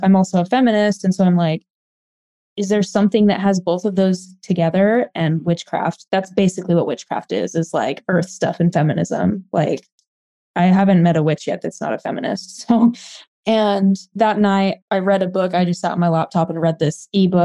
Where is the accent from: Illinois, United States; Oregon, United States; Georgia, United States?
Oregon, United States; now in Arizona, United States; So I grew up in Oregon. I live in Arizona now